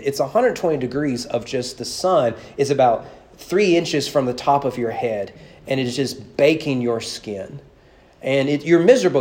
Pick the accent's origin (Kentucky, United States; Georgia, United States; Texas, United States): Kentucky, United States; Owen County; I'm from Owen County Public Schools.